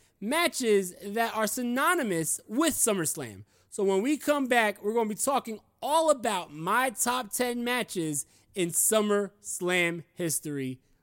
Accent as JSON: {"language": "English", "town": "New York City", "region": "New York", "country": "United States", "said": "And I am a New Yorker"}